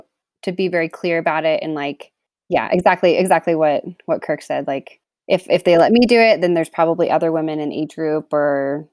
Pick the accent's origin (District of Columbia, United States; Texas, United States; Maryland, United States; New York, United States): Texas, United States; also born or lived in Louisiana; I was born in Louisiana, but moved to Texas when I was like 3 years old. So grew up in Texas, went to college in Texas, spent about 20 years there.